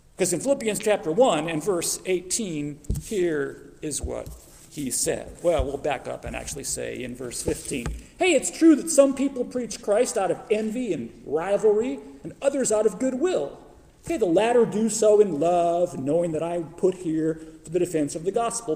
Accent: Phoenix, Arizona, United States; moved away as an adult; now in Oklahoma, United States; I grew up in Arizona. I grew up in Phoenix

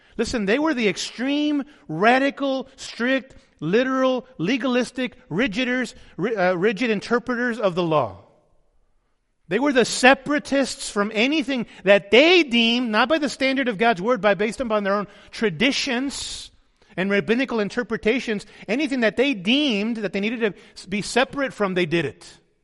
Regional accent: United States

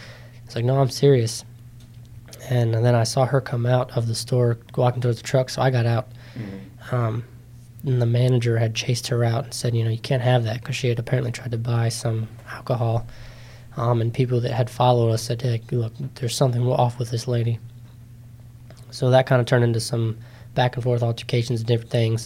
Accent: Middletown, Maryland, United States; I'm from Middletown, smaller town, kind of kid

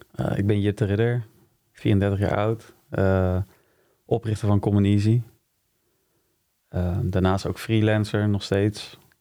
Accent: Utrecht, Netherlands; also born or lived in Wijk bij Duurstede; In Wijk Beduursteden ben ik geboren. Maar ik heb hier in Utrecht op uh, gezeten. Dus ik zie hem wel meer als een eh, Utrechtse jongen

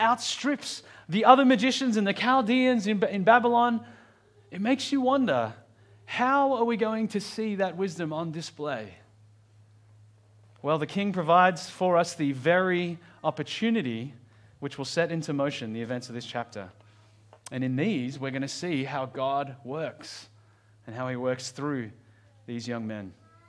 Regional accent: Australia; I don't really know how you'd pronounce that as an Australian.

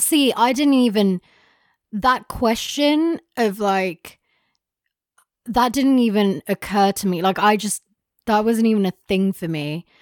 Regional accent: London, United Kingdom; we grew up in London

